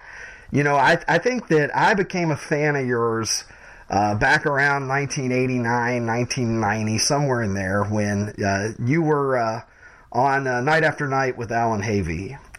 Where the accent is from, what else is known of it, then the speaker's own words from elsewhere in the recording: Southern US, United States; because I've never been a hockey guy because I grew up in the South